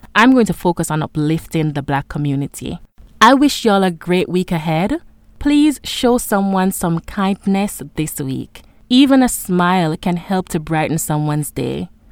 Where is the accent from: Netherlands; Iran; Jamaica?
Jamaica; For a very long time, I saw myself as just a Jamaican.